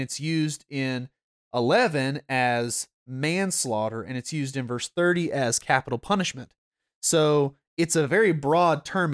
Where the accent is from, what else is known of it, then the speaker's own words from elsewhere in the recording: North Georgia, United States; I am a Gentile and I'm from North Georgia